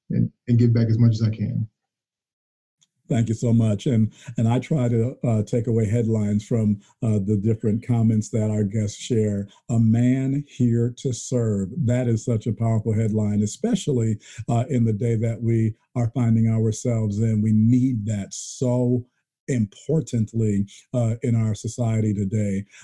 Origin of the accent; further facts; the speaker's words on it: Muncie, Indiana, United States; Yes, I grew up in Muncie, Indiana. I was born